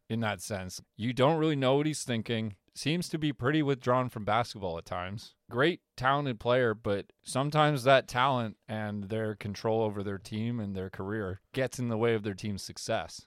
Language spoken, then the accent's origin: English; Canada; I'm Canadian.